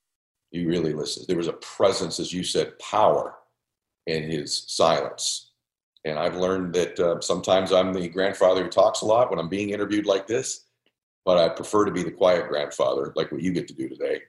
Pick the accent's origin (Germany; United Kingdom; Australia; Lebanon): Lebanon; now in United States; I'm in Southern California. I'm from Lebanon. I left there because we had to flee.